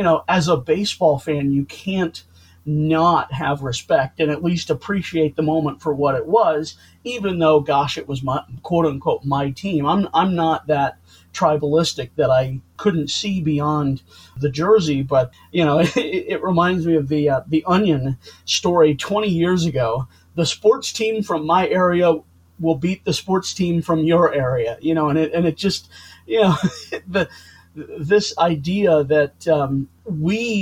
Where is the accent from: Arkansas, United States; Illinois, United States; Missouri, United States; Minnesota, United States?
Missouri, United States; St. Louis; I'm from St. Louis